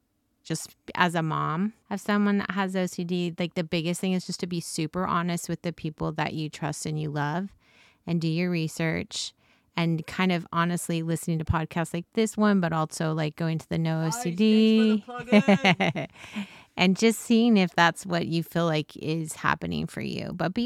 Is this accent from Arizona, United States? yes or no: yes; Snowflake, Arizona, United States; I grew up in Snowflake, Arizona.